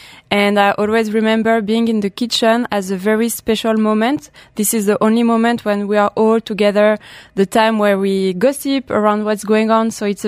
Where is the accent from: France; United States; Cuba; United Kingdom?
France; Grenoble, Auvergne-Rhône-Alpes; English is a second language; So I grew up in Grenoble in France, so we are located near Lyon. Oh. I grew up in the mountains, so I've been surrounded by nature, which is very nice.